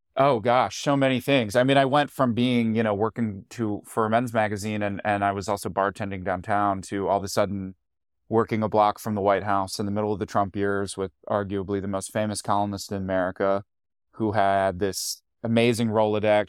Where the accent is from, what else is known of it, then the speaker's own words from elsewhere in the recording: Hatboro, Pennsylvania, United States; moved away as an adult; also born or lived in Queens, New York / Washington; now in New York, United States; I grew up in a town right outside Philly called Hatboro